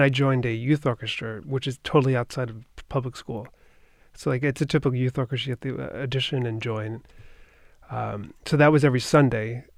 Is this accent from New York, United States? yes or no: yes; Long Island, New York, United States; I grew up in Long Island. It's right s, outside of New York City